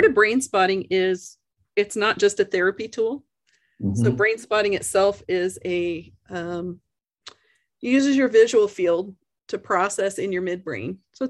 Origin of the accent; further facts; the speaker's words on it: Canada; born there; my parents are American. I was born in Canada and raised kind of all over